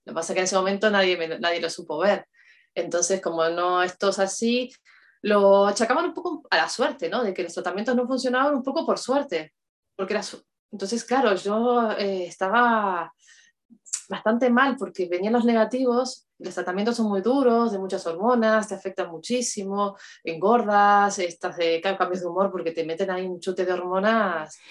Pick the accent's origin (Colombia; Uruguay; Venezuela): Uruguay; moved away as an adult; now in Spain; soy de Uruguay, vivo en España hace 12 años